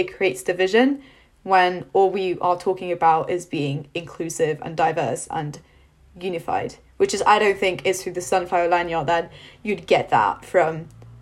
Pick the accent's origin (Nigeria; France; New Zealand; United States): France; moved away as an adult; now in United Kingdom; I'm not from the UK, so I was born and raised in France